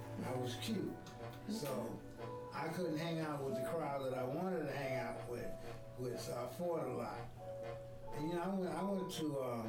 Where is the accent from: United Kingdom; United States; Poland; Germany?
United States; New York City, New York; I was born in Harlem Hospital.